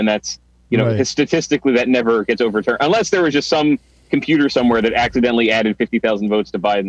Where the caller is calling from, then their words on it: Atlanta, Georgia, United States; I'm in Atlanta, Georgia.